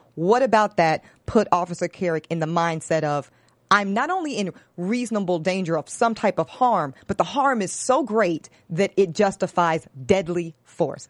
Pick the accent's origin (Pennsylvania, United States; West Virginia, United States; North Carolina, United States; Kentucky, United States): North Carolina, United States; Charlotte; I'm from Charlotte, North Carolina. I grew up in this city